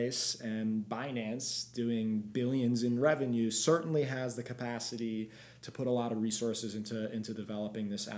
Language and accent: English; Belgium; I'm from Belgium